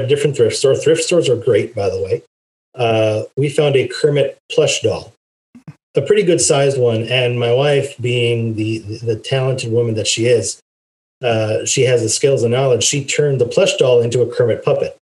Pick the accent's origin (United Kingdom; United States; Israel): Israel; moved away; growing up in Israel